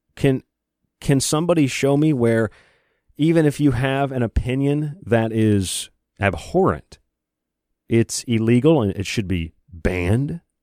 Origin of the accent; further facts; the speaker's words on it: United States; I'm an American.